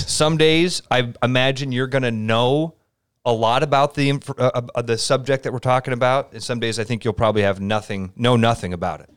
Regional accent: Pleasant Hill, Iowa, United States; I grew up in Pleasant Hill, uh, a little suburb on the east side of Des Moines.

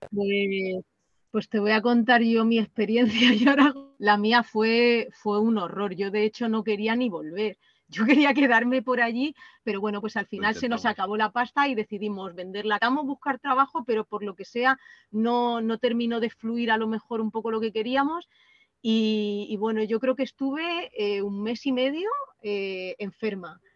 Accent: Tobarra, Castilla-La Mancha, Spain; moved away; somos de Tobarra, pero, mm, pero hemos vivido en distintos sitios del mundo

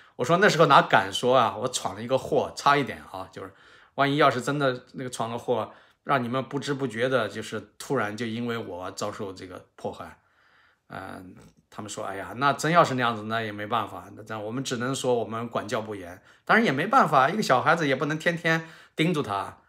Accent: Xianyang, Shaanxi, China; 我在陕西省这个咸阳市下面的新平县

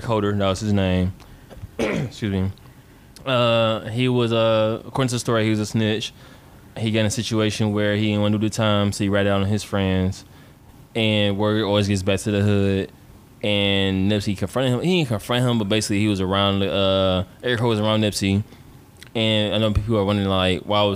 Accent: Detroit, Michigan, United States; I'm from Detroit

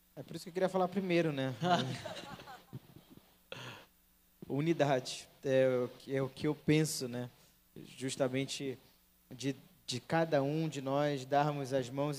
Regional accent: Santarém, Pará, Brazil; now in Fortaleza, Brazil; eu não sou, eu não sou cearense, eu sou de Santarém, que fica uma cidade que fica no oeste do Pará

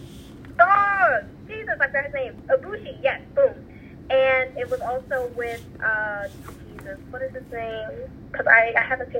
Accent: New York City, New York, United States; I'm from the Bronx

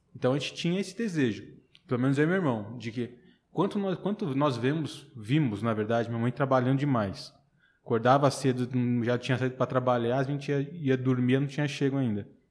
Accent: São Paulo, Brazil; moved away as an adult; now in Barreiras, Brazil; Nasci e cresci lá em São Paulo e estou há seis anos já aqui em Barreiras

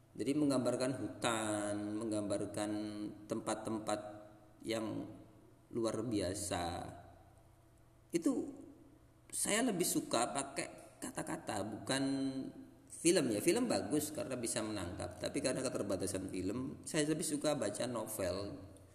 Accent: Lamongan, East Java, Indonesia; moved away; Lamungan tempat saya itu keren, itu setelah saya bertahun-tahun tinggal di luar Lamungan

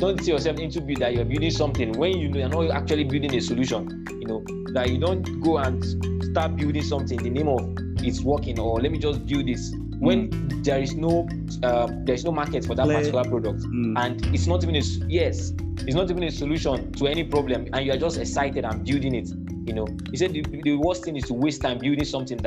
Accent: Nigeria; being a Nigerian student

